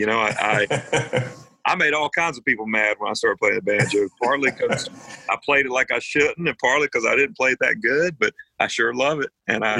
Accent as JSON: {"language": "English", "region": "North Carolina", "country": "United States", "tie": "born or raised there", "said": "You were born a Braves fan if you were growing up in North Carolina and you had any interest."}